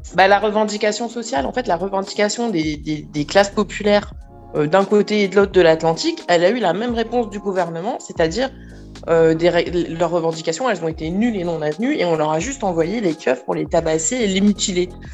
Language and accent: French; Martinique; je suis Martiniquais aussi, hein, donc euh, j'ai quand même beaucoup de familles